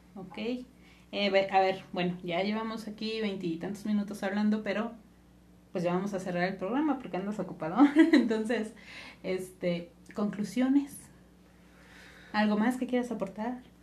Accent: Mexico; los mexicanos

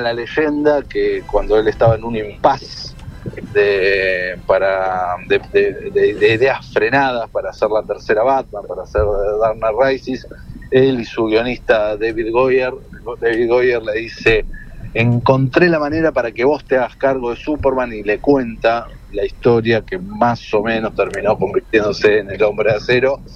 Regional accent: Argentina; nosotros como argentinos

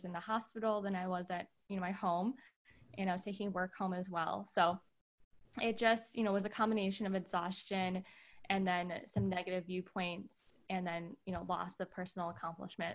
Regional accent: Wisconsin, United States; moved away as an adult; also born or lived in California; I grew up in the Midwest, Wisconsin specifically

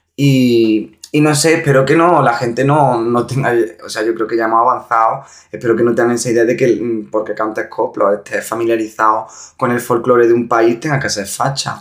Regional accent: Montilla, Andalusia, Spain; born or raised there

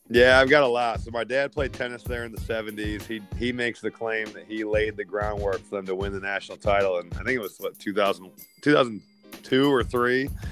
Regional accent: Valparaiso, Indiana, United States; I grew up in Valparaiso

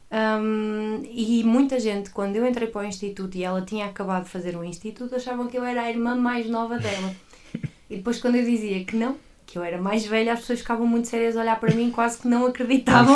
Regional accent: Águas Santas, Norte, Portugal; now in Coimbra, Portugal; sou do Porto. Atualmente vivo em Coimbra e estou em Coimbra e sou de Coimbra, mas sou originalmente de uma pequena terra chamada Águas Santas

